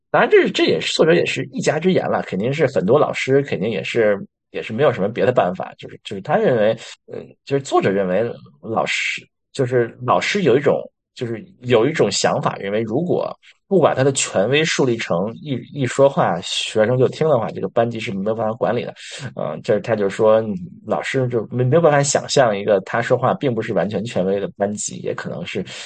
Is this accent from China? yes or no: yes; China; 我们中国人